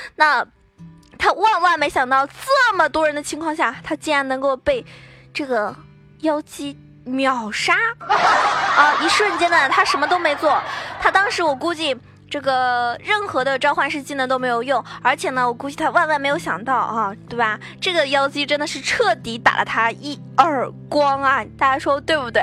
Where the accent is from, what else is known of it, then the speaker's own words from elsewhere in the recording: China; 依旧作为中国人